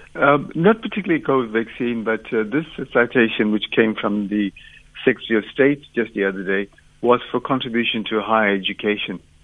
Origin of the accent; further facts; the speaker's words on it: Durban, KwaZulu-Natal, South Africa; moved away as an adult; also born or lived in Umzinto, South Africa / Pretoria, South Africa; now in Liverpool, United Kingdom; grew up in Durban